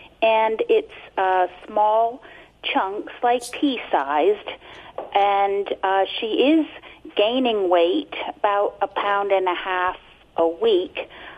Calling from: Reading, Pennsylvania, United States; Reading, Pennsylvania, listening to WEEU.

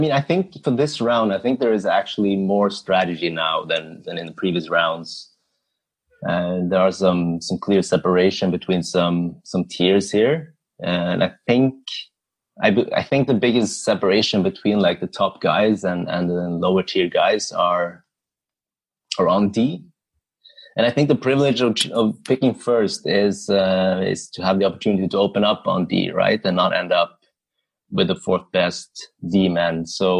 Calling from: Oslo, Norway; So hi, everyone. So … I am drafting from Oslo, Norway.

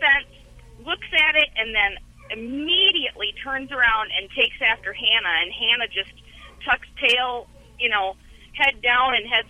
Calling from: Wisconsin, United States

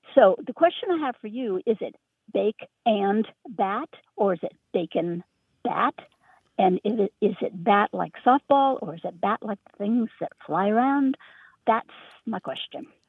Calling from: Richmond, Virginia, United States; also born or lived in Berkshires, Massachusetts; I'm calling from Richmond, Virginia, but my heart is in the Berkshires of Western Massachusetts

